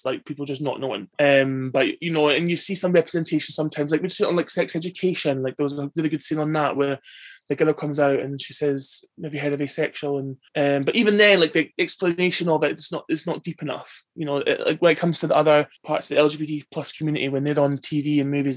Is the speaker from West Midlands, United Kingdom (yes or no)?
no; Bonnybridge, Scotland, United Kingdom; I'm from Bonnie, Scotland